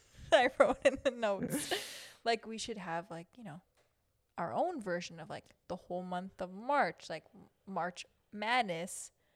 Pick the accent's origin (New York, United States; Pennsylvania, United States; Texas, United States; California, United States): New York, United States; And I'm from New York.